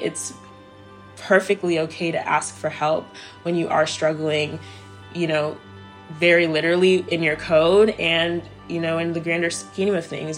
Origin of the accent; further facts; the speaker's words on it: Maryland, United States; moved away as an adult; also born or lived in Silver Spring, Maryland / Cameroon; now in Los Angeles, United States; my move to Maryland. I grew up there for the rest of my life before moving to Los Angeles